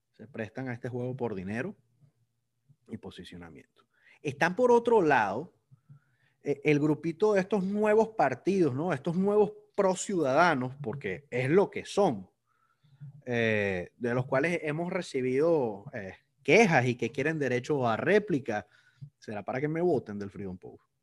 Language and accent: Spanish; Venezuela; somos todos los, venezolanos